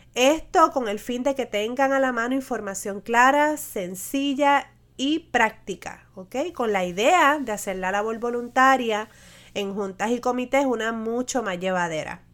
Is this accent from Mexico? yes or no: no; Puerto Rico; mi experiencia como puertorriqueña